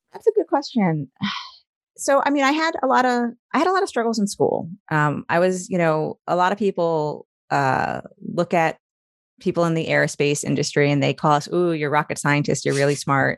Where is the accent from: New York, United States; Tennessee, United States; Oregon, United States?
New York, United States; Long Island; moved away as an adult; now in Maryland, United States; I'm originally from New York. I grew up, up, s, uh, grew up on Long Island